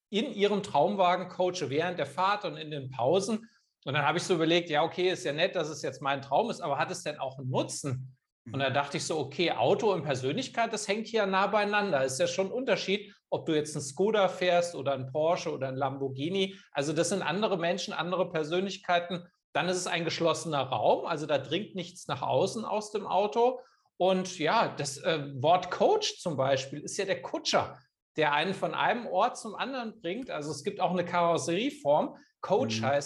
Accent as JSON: {"language": "German", "town": "Kassel", "region": "Hesse", "country": "Germany", "tie": "born there", "said": "studiert in Kassel, wo ich geboren bin, Wirtschaftswissenschaften"}